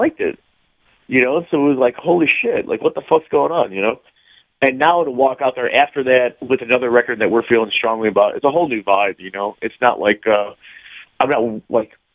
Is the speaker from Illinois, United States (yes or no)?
yes; Chicago, Illinois, United States; I'm 31, and I grew up in Chicago my entire life.